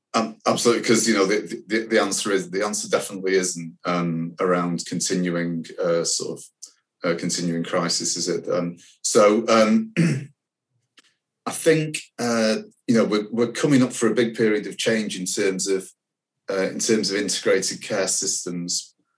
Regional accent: Manchester, North West England, United Kingdom; I'm a proud Manc, um, I was born in Manchester.

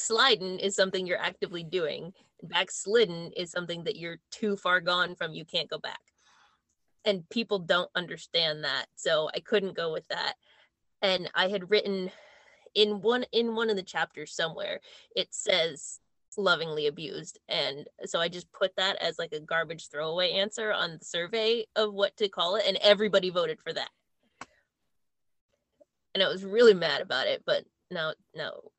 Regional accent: United States; We're American.

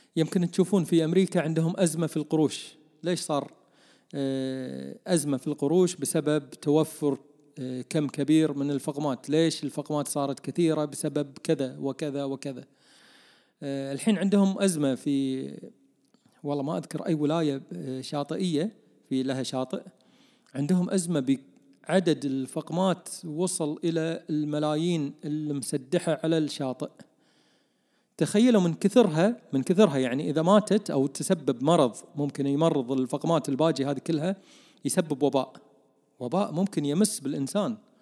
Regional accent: Kuwait; عندنا بالكويت

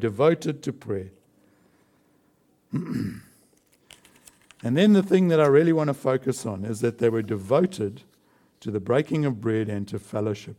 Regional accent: South Africa; moved away; I come from South Africa

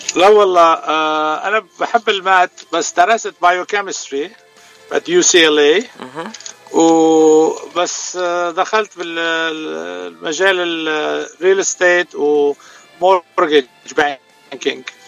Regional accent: Beirut, Beirut Governorate, Lebanon; also born or lived in Chicago, United States; now in Santa Monica, United States; أنا ببيروت من راس بيروت، صار لي 44 سنة بأمريكا

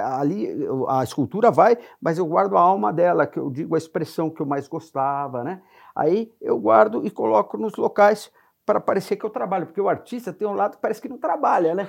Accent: São Paulo, Brazil; also born or lived in Santana de Parnaíba; Sou natural de São Paulo

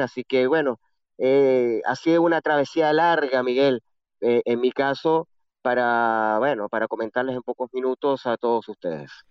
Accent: Venezuela; moved away as an adult; also born or lived in Chile; now in Kfar Saba, Israel; yo llegué a Venezuela muy pequeño, nueve años, hijo único, solamente con mi padre y mi madre

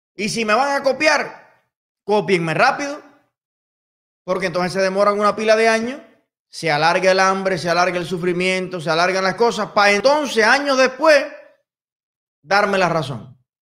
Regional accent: Cuba; Y soy cubano.

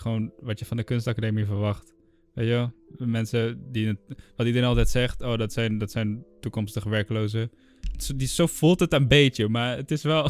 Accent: Enschede, Overijssel, Netherlands; moved away as an adult; now in Utrecht, Netherlands; ik kom uit Enschede, daar wonen mijn ouders

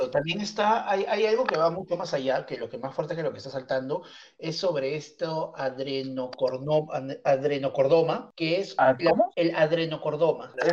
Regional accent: Peru; mañana que soy bien peruano.

